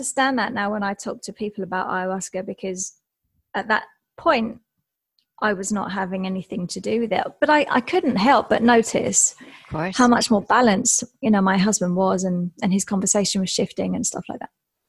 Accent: England, United Kingdom; I'm English, so I was in England for most of those years, working in and out of London and the surrounding areas

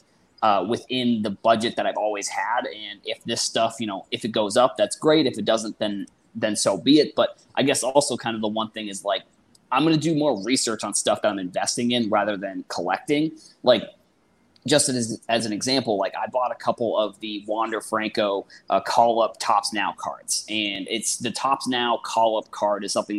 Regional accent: Boston, Massachusetts, United States; so I'm originally from – well, I am from Boston

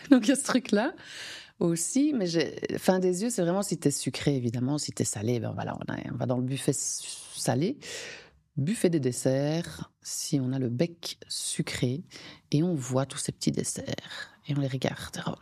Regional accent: Belgium; comme je suis belge, comme vous avez compris, les frites

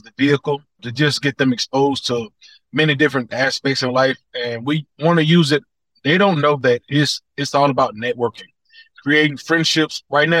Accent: Atlanta, Georgia, United States; My three sisters, they lived in projects. So that lets you know I was in and around the projects a lot. I grew up on the southeast side.

